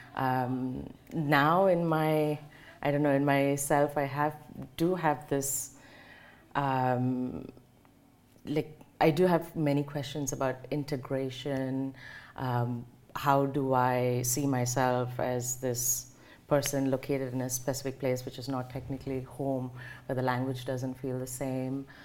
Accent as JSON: {"language": "English", "region": "South India", "country": "India", "tie": "born or raised there", "moved": "as an adult", "lives_now": "Germany", "said": "it has a map of the southern part of India, and she has marked my hometown"}